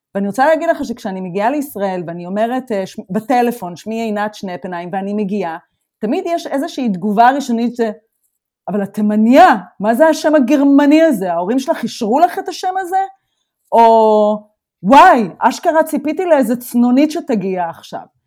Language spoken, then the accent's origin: Hebrew; Israel; accent: Israeli; moved away as an adult; now in Germany; זה המבטא שלי, המבטא שלי הוא ישראלי